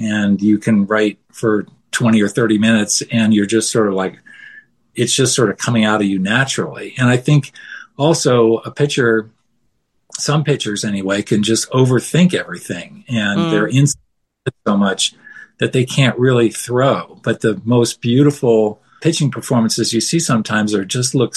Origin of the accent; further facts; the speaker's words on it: outside Boston, Massachusetts, United States; moved away as an adult; now in Denver, United States; I grew up outside Boston